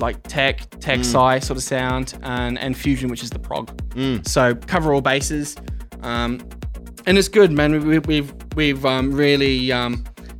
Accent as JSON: {"language": "English", "town": "Adelaide", "region": "South Australia", "country": "Australia", "tie": "born or raised there", "said": "I was born in Adelaide."}